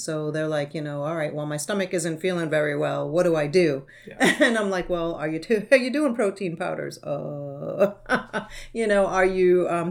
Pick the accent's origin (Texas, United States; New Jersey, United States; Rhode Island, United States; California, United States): Rhode Island, United States; moved away as an adult; now in Florida, United States; from Rhode Island, and they do not, where I'm from, they don't know anything about nutrition